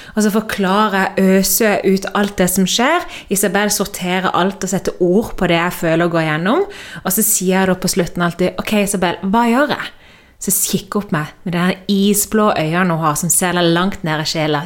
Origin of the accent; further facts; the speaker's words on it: Norway; moved away as an adult; hjemme i Norge så er alt trygt og godt